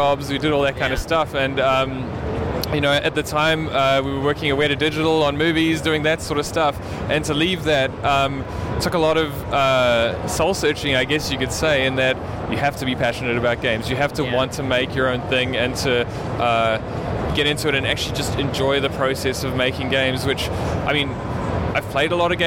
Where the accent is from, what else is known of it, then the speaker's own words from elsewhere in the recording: New Zealand; We're from New Zealand